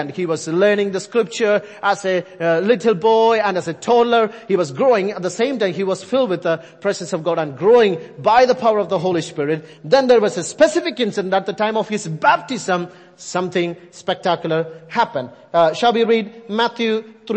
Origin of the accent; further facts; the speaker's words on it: India; accent: Indian; I'm sticking with my Indian accent now